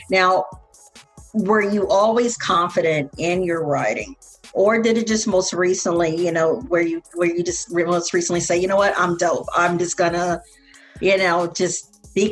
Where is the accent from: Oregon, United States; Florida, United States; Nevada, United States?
Florida, United States; Tampa; that I'm from Tampa and this is what we do.